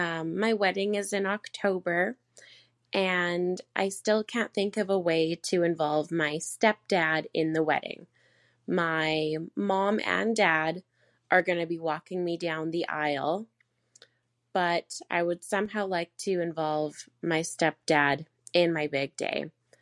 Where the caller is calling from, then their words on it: Canada; I'm a listener from Canada.